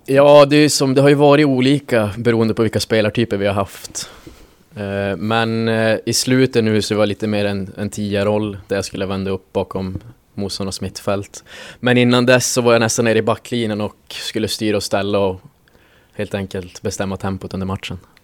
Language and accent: Swedish; Norrbotten County, Sweden; moved away; jag kommer ifrån, jag kommer ifrån Norrbotten